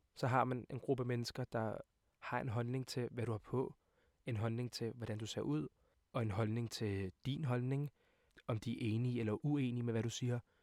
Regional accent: Hvidovre, Capital Region of Denmark, Denmark; jeg er 20 år gammel og kommer fra Hvidovre af.

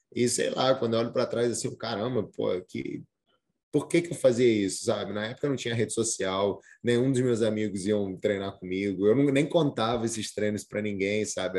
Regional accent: Brazil; eu sou brasileiro, eu tenho que entender que eu tenho uma herança cultural diferente

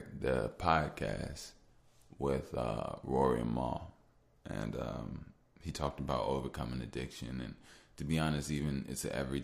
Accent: Chicago, Illinois, United States; I'm from Chicago

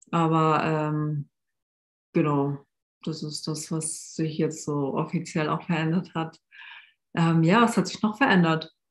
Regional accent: Hamburg, Germany; now in Koblenz, Germany; ich bin aus Hamburg hier nach Koblenz gezogen

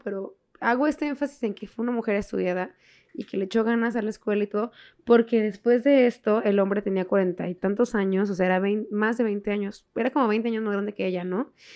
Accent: Mexico; nosotros mexicanos

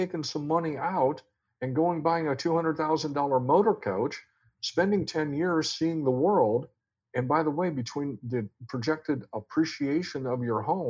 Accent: Iowa, United States; moved away; I'm from Iowa

